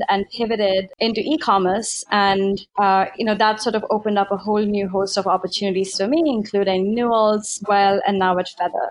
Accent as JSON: {"language": "English", "country": "India", "tie": "born or raised there", "moved": "as an adult", "said": "So I was born and raised in India, and I actually came here as an immigrant for my undergraduate studies."}